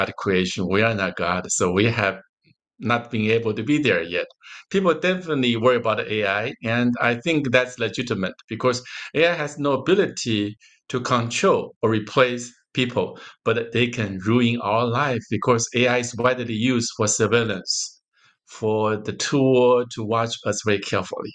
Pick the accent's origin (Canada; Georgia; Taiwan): Taiwan; also born or lived in Japan; now in United States; I was born in Taiwan, but we still raised as Chinese